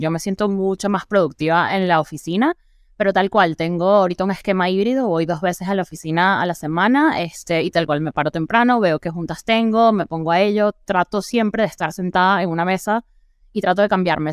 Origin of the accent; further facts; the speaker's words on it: Venezuela; now in Mexico; soy venezolana